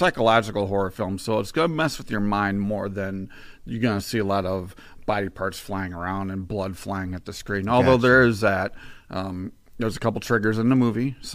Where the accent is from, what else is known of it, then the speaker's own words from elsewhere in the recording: Batavia, Illinois, United States; also born or lived in St. Charles, Illinois; I was born in St. Charles and raised in Batavia